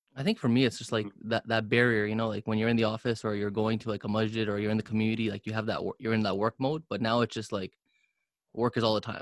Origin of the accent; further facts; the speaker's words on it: Canada; first language English; I was born in Canada.